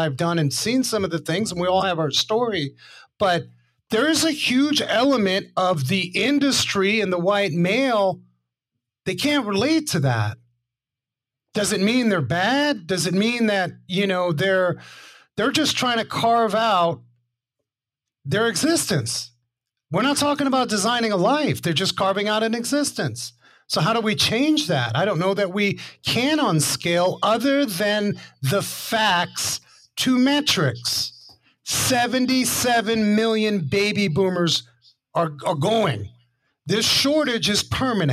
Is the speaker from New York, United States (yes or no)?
yes; New York City, New York, United States; when I grew up in Harlem and I was the only white kid on the block